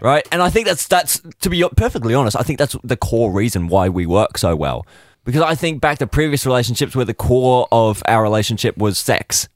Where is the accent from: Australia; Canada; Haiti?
Australia; also born or lived in United Kingdom; I have gr-, spent my entire life, for the most part, in Australia